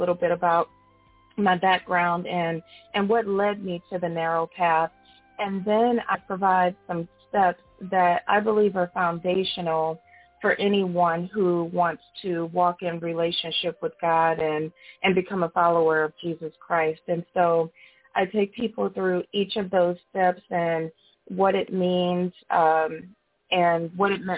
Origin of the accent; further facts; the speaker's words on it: St. Louis, Chicago, Midwest, United States; moved away as an adult; now in Atlanta, United States; I'm originally from the Midwest, St. Louis, Chicago, and now I live just outside of Atlanta, Georgia